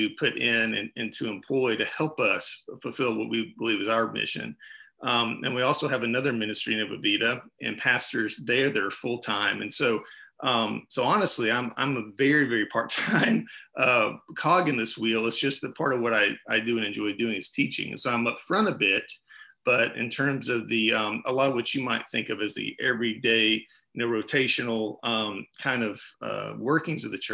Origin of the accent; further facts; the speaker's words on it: Huntsville, Alabama, United States; also born or lived in Indianapolis; I grew up in Huntsville. So I'm a Huntsville native